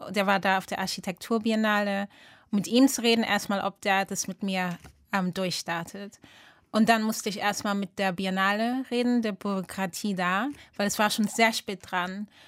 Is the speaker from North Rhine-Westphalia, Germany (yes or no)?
yes; Rumeln, North Rhine-Westphalia, Germany; now in Accra, Ghana; Ähm, also Rumeln ähm, ist da, wo ich groß geworden bin, teilweise. Viele grüne Felder